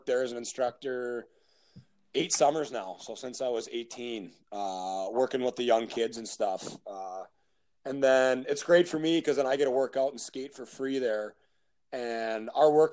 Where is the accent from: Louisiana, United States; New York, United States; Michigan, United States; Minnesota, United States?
Minnesota, United States; born or raised there; moved away as an adult; now in Stockholm, Sweden